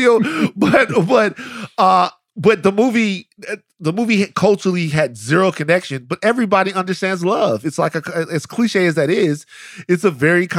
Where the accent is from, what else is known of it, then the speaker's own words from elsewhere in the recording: Baton Rouge, Louisiana, United States; I'm from South Baton Rouge, Louisiana.